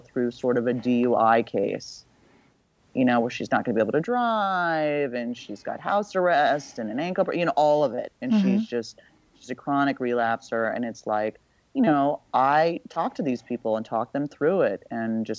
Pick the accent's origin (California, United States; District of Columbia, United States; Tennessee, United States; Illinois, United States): California, United States; Beverly Hills; I grew up in Beverly Hills